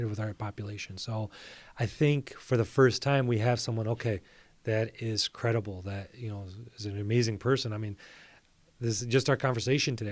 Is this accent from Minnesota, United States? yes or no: no; Bloomfield Hills, Michigan, United States; I grew up in Bloomfield Hills, I went to Avondale High School